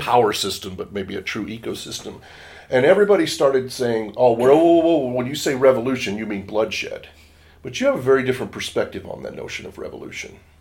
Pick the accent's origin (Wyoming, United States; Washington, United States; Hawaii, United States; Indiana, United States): Washington, United States; I come from Washington State in the United States